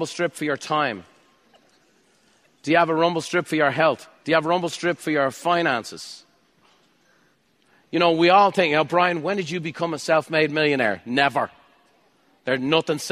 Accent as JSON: {"language": "English", "country": "Ireland", "said": "I'm Irish"}